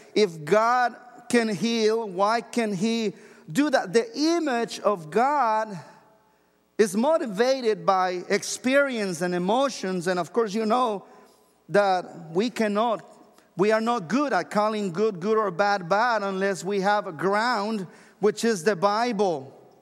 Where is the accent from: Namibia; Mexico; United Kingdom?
Mexico; moved away as an adult; now in United States; I'm originally from Mexico, and when I lived there all the way until I was twenty-three years old